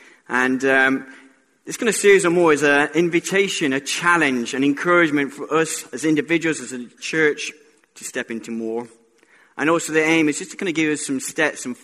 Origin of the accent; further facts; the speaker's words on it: Colombia; I was born in Colombia